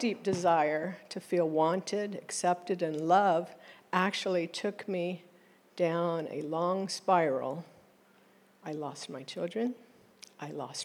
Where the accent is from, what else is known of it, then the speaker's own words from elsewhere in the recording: East Coast, United States; now in Oklahoma, United States; My birth certificate says I am a U.S. citizen born abroad. And so I was raised on the East Coast.